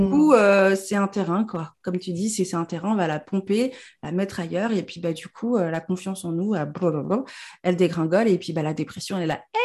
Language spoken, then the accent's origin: French; Normandy, France; je suis normande de base et que j'ai jamais vécu en Afrique